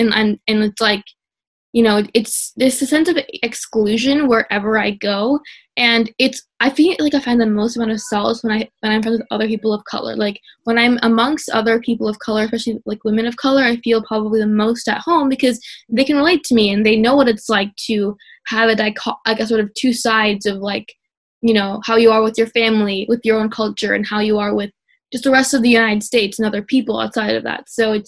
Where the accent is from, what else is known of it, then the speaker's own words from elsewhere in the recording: India; first language Telugu; English is a second language; Because I'm not super fluent in my native language of Telugu.